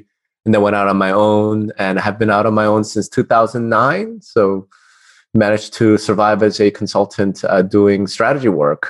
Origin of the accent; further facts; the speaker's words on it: New Jersey, United States; moved away as an adult; also born or lived in Texas; now in Las Vegas, United States; I consider myself a Texan anyway, because even though I'm a refugee from New Jersey, I fled to Texas in 2011, but I'm not there now. I'm in Vegas